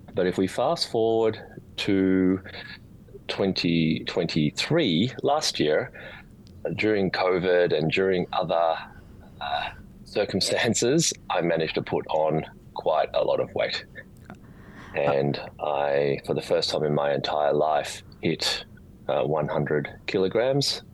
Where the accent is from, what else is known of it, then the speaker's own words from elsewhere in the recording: Australia; also born or lived in Sydney; Born and bred in Australia. Uh, live in Sydney now